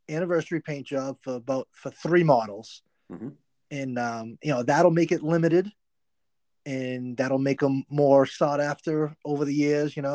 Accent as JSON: {"language": "English", "region": "Northeast", "country": "United States", "said": "so you know, I'm from the Northeast. I don't get to ride all year round."}